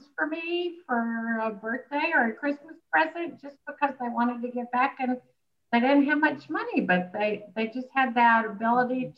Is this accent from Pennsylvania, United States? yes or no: no; Birmingham, Alabama, United States; as you can tell by my accent, I'm from Alabama originally, Birmingham